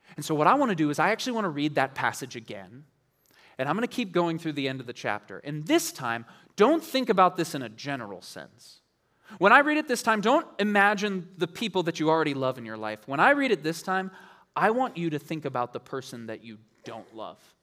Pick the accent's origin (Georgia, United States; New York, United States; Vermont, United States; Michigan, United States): Michigan, United States; Ann Arbor; moved away; I grew up in Ann Arbor for a little while